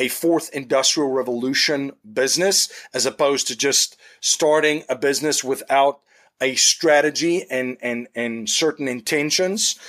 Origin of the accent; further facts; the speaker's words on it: South Africa; moved away; I grew up in South Africa